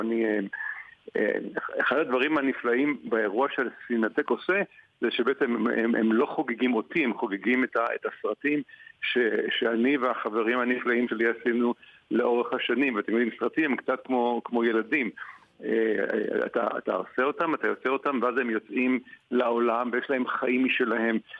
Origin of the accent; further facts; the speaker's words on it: Tel Aviv, Tel Aviv District, Israel; אני גדלתי בתל אביב, עיר מאוד מאוד אהובה עליי